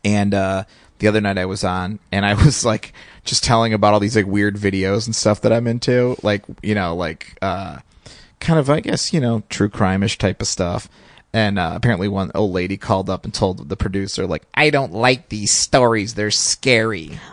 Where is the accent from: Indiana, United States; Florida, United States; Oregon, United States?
Indiana, United States; I grew up in Indiana